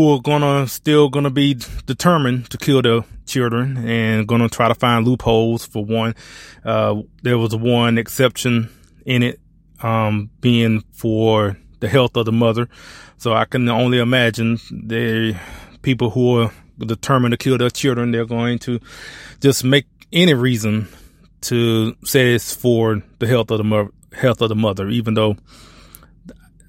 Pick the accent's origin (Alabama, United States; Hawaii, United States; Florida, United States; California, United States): Alabama, United States; now in Texas, United States; I was born and raised in Alabama